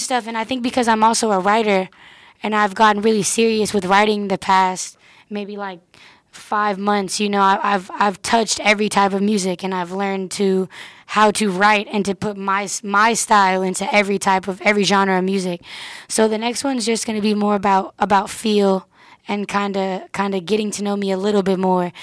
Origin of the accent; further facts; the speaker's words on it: Oakland, California, United States; I'm from the Bay, but it's because I've kept the Bay sound